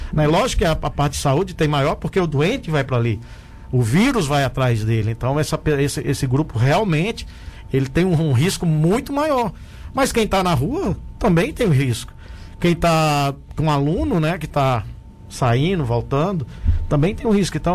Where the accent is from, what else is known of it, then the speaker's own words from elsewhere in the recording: Mossoró, Rio Grande do Norte, Brazil; moved away as an adult; now in Tubarão, Brazil; E então eu nasci lá. Aí logo pequeno, assim, com seis anos, a gente foi morar em Mossoró. Então cresci em Mossoró e saí para fazer medicina.